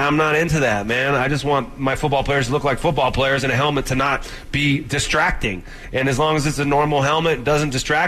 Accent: San Jose, California, United States; now in Denver, United States; I'm from San Jose

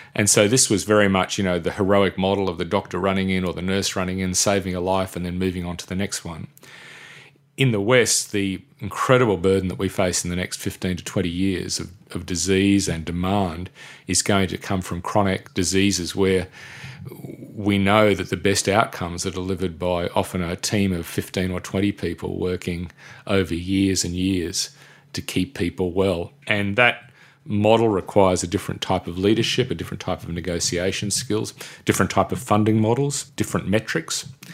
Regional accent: Brisbane, Queensland, Australia; I grew up mainly in Brisbane

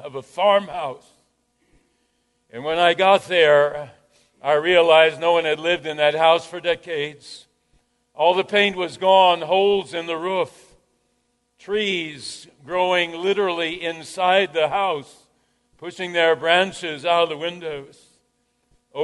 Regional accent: Jasper, Minnesota, United States; Growing up in Jasper, Minnesota, population 600

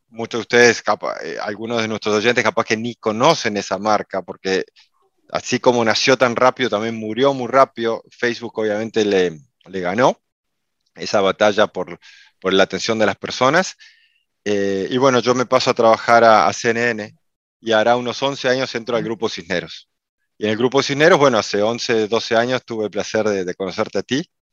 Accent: Uruguay; now in Miami, United States; soy uruguayo, eh, aunque vivo en Miami, en Estados Unidos hace muchísimos años

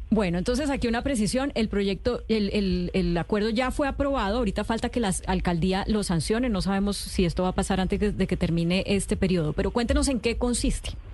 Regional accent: Colombia; Como colombiano

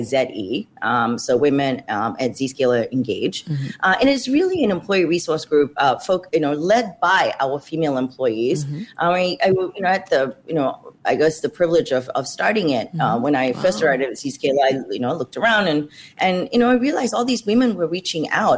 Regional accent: Australia; moved away as an adult; also born or lived in Malaysia; now in Silicon Valley, United States; growing up in Australia after that, I ultimately chose to study engineering at university.

